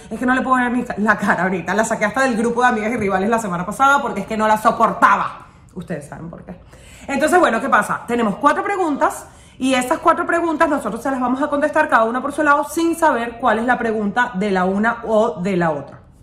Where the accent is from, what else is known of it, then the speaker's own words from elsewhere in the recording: United States; soy americana